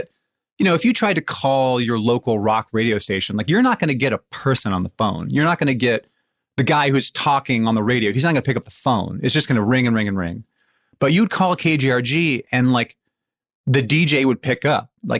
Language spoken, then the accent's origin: English; Bremerton, Washington, United States; So I grew up in Bremerton, Washington, which is a town that's like an hour's ferry ride west of Seattle. It's a little Navy town. My dad was in the military.